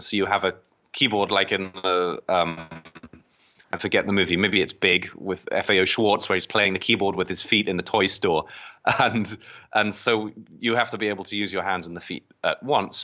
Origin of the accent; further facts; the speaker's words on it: England, United Kingdom; moved away as an adult; now in United States; I was born across in the British part, across the, the pond in, um, in England. Um, I came to the U S, um, just over twelve years ago.